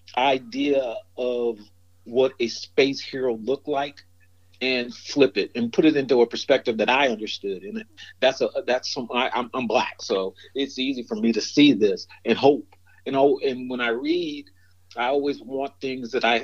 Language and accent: English; Chicago, Illinois, United States; also born or lived in Alabama / California; now in Fort Lauderdale, United States; I was born in Alabama in the South, grew up in Chicago